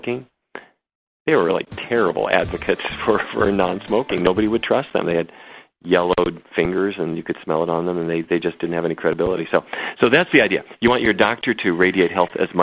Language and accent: English; North Dakota, United States; I grew up in North Dakota